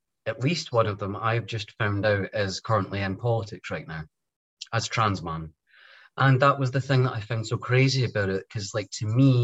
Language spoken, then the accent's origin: English; Scotland, United Kingdom; my home country of Scotland